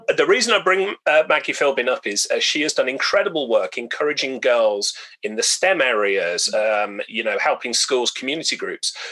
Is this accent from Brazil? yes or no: no; Birmingham, West Midlands, United Kingdom; now in Newcastle upon Tyne, United Kingdom; my hometown of Birmingham